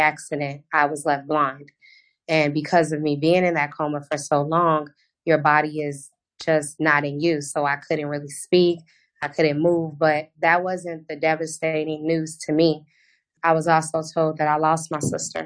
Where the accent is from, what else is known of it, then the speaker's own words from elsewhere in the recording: Houston, Texas, United States; now in Orlando, United States; I'm originally from Houston, Texas. I now reside in Orlando, Florida